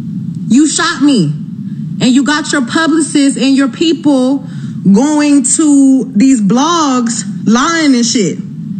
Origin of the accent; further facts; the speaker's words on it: Houston, Texas, United States; I'm from Houston. I'm from the motherfucking South Side.